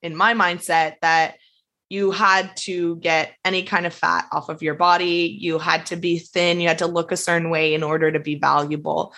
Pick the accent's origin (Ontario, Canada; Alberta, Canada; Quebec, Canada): Quebec, Canada